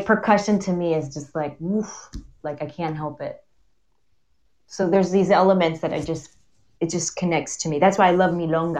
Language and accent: English; United States; I grew up in the States, which is interesting because I grew up in the States, and I grew up in a very Uruguayan culture